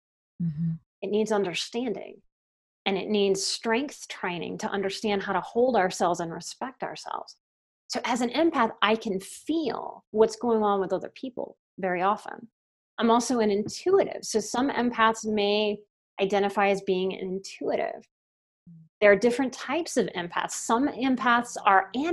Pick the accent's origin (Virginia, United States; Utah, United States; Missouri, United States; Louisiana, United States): Louisiana, United States; New Orleans; I'm from New Orleans